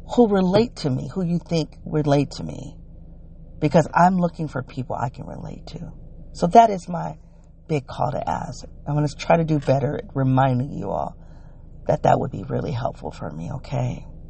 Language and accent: English; United States; accent: African American English (ethnic talk); first language African American English